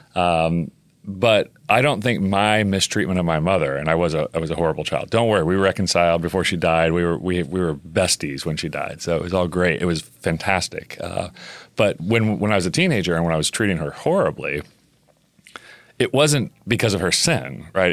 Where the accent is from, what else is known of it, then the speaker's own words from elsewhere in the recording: Oklahoma, United States; I grew up in Oklahoma